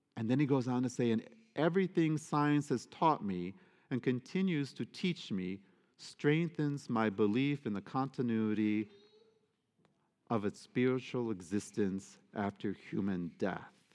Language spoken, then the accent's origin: English; United States; I am an American citizen. I am a Catholic American